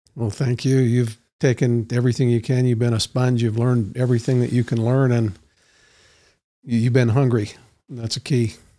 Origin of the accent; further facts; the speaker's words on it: Roy, Utah, United States; I grew up in Roy, not that Roy's a bad place